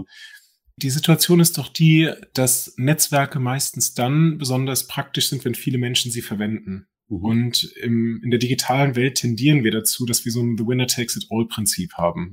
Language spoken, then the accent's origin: German; Germany; moved away as an adult; now in Norway; wir als Deutsche